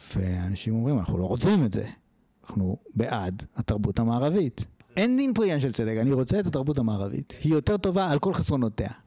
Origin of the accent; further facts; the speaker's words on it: Israel; האנשים שנולדו פה, אני שנולדתי ב-79